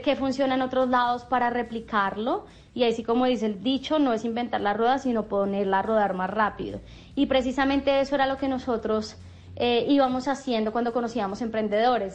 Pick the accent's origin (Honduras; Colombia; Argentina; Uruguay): Colombia; nosotros como emprendedores colombianos